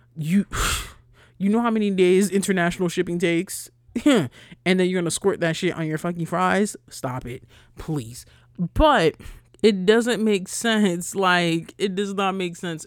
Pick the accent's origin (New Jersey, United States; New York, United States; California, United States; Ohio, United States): New York, United States; Rockland County; I'm from Rockland County